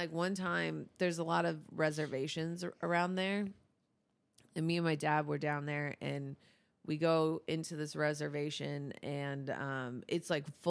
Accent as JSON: {"language": "English", "region": "Florida", "country": "United States", "tie": "born there", "said": "Dude, Florida is amazing. I was born in Florida. A lot of my family's from Florida, my dad's side."}